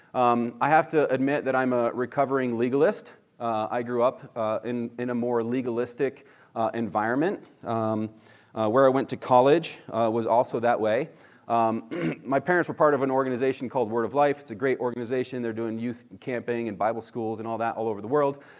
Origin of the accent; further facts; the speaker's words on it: Northeast, United States; now in California, United States; where I grew up in the Northeast, it was definitely more legalistic